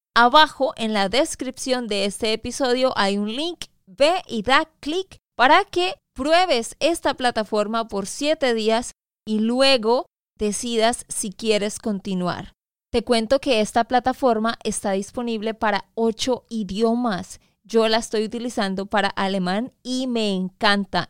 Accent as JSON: {"language": "Spanish", "region": "Santander", "country": "Colombia", "said": "de Santander, Colombia"}